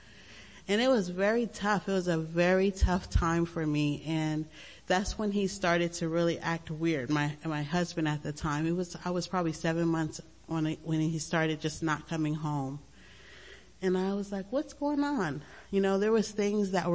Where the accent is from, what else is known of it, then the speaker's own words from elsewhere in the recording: Long Beach, California, United States; I grew up in Long Beach, and it was a great time, you know, in the 70s